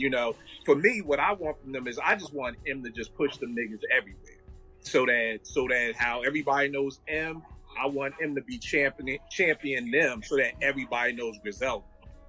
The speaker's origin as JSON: {"language": "English", "town": "Philadelphia", "region": "Pennsylvania", "country": "United States", "said": "I'm from Philly."}